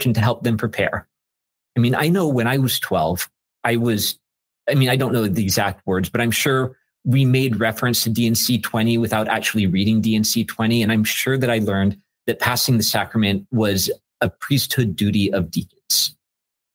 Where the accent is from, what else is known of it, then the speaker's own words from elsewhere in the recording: Southern California, United States; now in Chicago, United States; I grew up in Southern California.